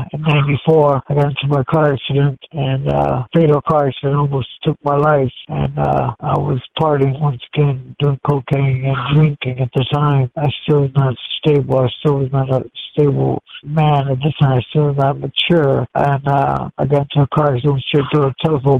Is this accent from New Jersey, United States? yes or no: no; Gary, Indiana, United States; I was born in Gary, Indiana.